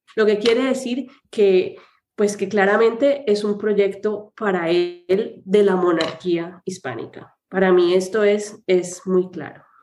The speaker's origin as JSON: {"language": "Spanish", "country": "Colombia", "said": "yo soy colombiana"}